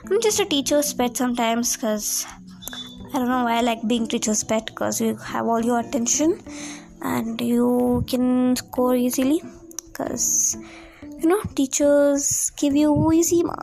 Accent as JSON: {"language": "English", "region": "Karnataka", "country": "India", "second_language": "English", "said": "I'm from India. Yes, you heard me, I'm an Indian girl and I am from the South India. It's Karnataka district, and if I use some Hindi phrases, cause that's because of I'm Indian, and my English is not at all good, cause I'm from a small town"}